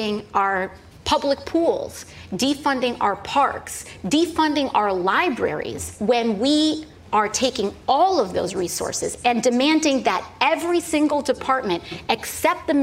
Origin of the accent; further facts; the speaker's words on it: New York City, New York, United States; I'm from the Bronx, so it's on-brand for where I'm from